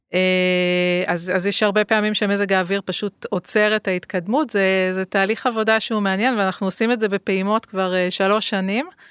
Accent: Ashdod, Southern District, Israel; גדלתי באשדוד, שהיא גם עיר uh, על הים, ימית

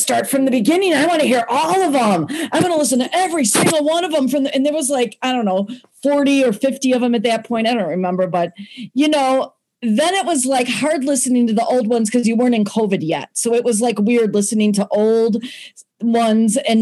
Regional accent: Gurnee, Illinois, United States; I'm from Gurnee, Illinois

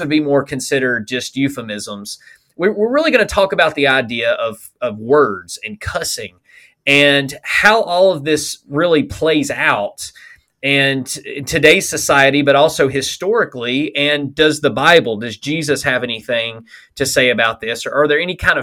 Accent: Alabama, United States; I'm from Alabama, so ain't, that was part of our typical vocabulary

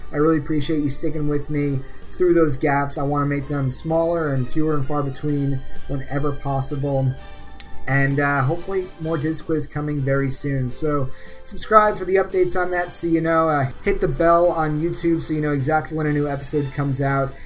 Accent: Northeast, United States; I'm from the Northeast

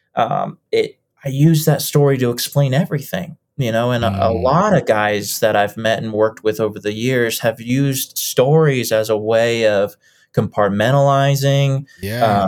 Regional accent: Lakewood, Colorado, United States; also born or lived in Boulder, Colorado; We've lived and moved up and down the same street for about 25 years. and it's just been up and down the same street on Kipling, uh, right in the heart of Lakewood, uh, which is a little suburb outside of Denver

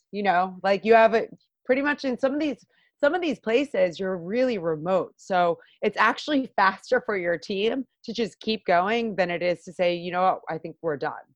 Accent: Long Island, New York, United States; I am born and raised uh, Long Island, yeah. York gal.

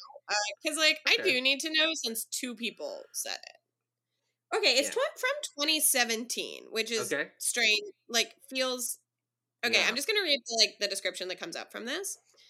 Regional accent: San Francisco, California, United States; growing up in the San Francisco lesbian community

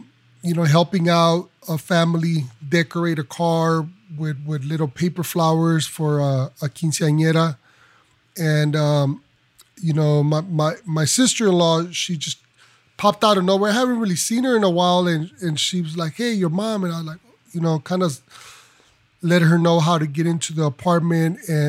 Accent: Los Angeles, California, United States; I am, as you mentioned, …, I'm from Los Angeles.

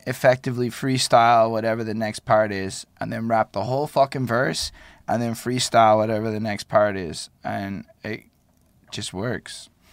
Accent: Montreal, Quebec, Canada; I'm from Montreal.

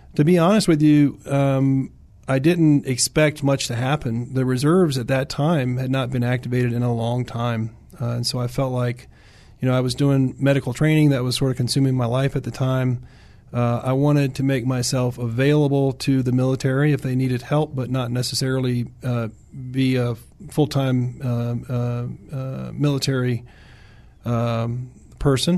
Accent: Williamsburg, Virginia, United States; moved away; I grew up in Virginia. Uh, pretty heavy military in Virginia, as you know. Um, I grew up in Williamsburg area

